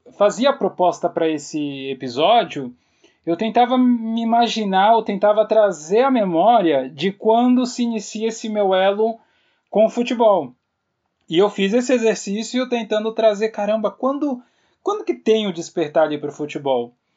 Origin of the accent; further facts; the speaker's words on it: Santos, São Paulo, Brazil; eu nasci na cidade de Santos, eu nasci na Santa Casa de Santos